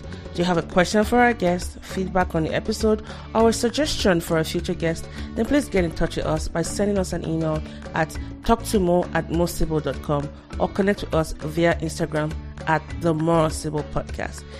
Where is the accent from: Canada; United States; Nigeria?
Nigeria; as a Nigerian